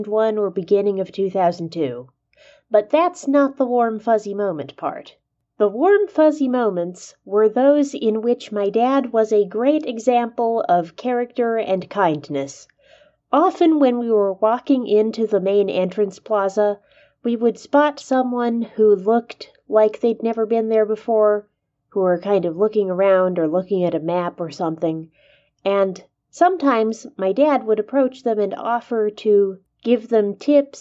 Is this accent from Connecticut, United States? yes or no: no; Southern California, United States; I grew up in Southern California